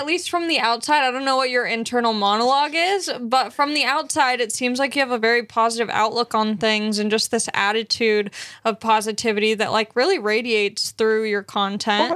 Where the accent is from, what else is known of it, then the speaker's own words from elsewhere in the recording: Long Beach, California, United States; I'm from Long Beach, California